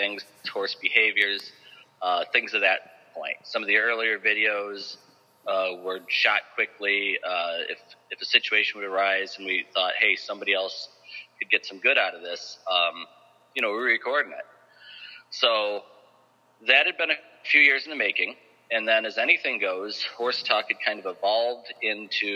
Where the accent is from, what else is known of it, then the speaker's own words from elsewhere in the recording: Aurora, Illinois, United States; moved away as an adult; I'm from Aurora